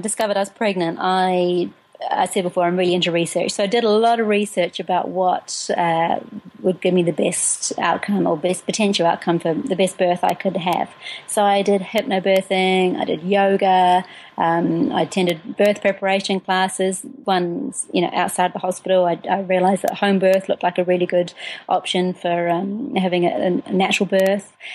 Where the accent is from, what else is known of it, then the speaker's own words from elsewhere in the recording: New Zealand; moved away as an adult; also born or lived in United Kingdom; I'm originally from New Zealand. I um, spent first 20 four years of my life there.